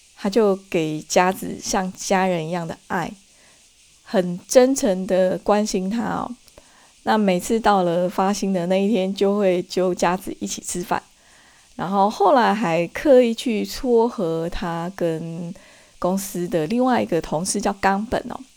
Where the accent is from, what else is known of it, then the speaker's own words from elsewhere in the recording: Taiwan; 在我们台湾那边